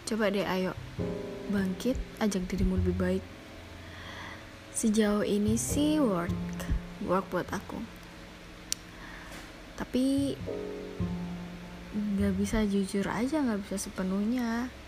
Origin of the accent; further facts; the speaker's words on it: Java, Indonesia; kok bahasa Jawa kok keluar nggak apa-apa karena aku ya orang Jawa